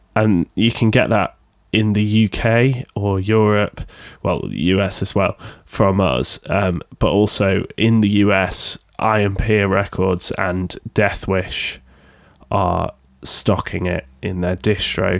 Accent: Sheffield, Yorkshire and the Humber, United Kingdom; accent: Sheffield; a record label based in Sheffield in the U K, if you can tell by my accent

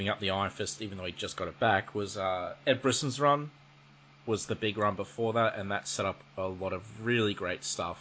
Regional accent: Australia; I'm from Australia

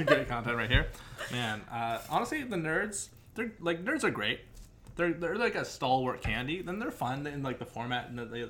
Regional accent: Canada; We're from Canada

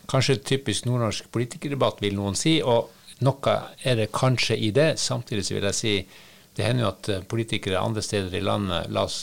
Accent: Northern Norway, Norway; Selv jeg som nordlending, og som det kan jo hende at jeg tar et og annet banneord eh, i min munn

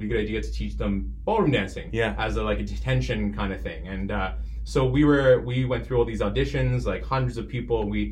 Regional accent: Mississauga, Ontario, Canada; I was born in Mississauga

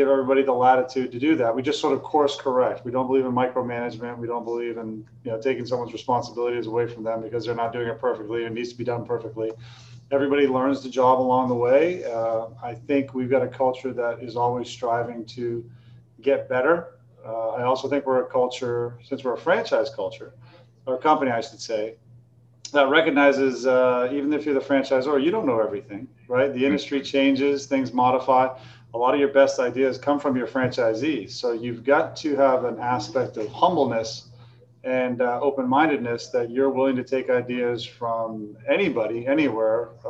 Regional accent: Maine, United States; also born or lived in California; I'm from Maine

